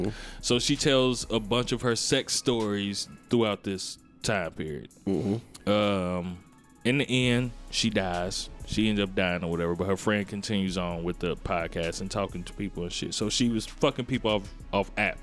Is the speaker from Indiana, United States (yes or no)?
yes; Gary, Indiana, United States; I'm from Gary.